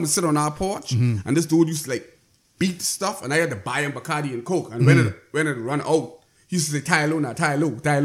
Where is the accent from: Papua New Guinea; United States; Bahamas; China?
Bahamas; Inagua; I grew up in Inagua